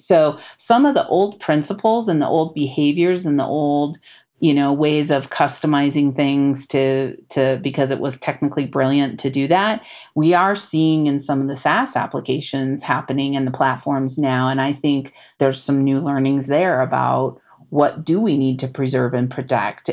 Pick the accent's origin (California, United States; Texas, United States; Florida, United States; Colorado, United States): California, United States; Bay Area; moved away; I come from the Bay Area